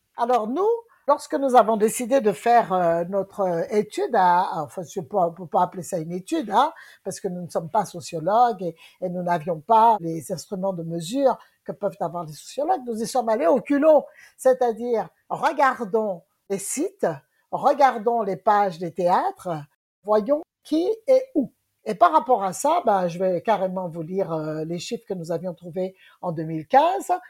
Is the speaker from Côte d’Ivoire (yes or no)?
no; Guadeloupe; Moi, je suis de la Guadeloupe